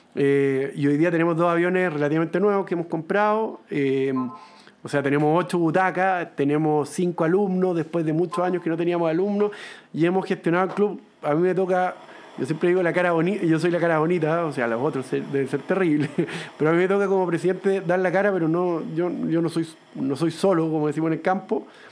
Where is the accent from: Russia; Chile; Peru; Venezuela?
Chile; yo soy de Valle, ahí hay un club aéreo